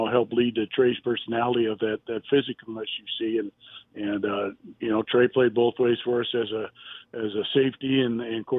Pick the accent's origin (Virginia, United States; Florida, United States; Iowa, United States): Iowa, United States; Waterloo; my hometown, Waterloo, Iowa